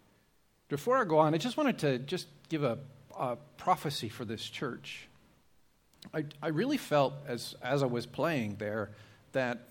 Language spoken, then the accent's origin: English; Canada; moved away as an adult; now in Australia; I'm Canadian by birth, but I've been living in Australia for 29 years now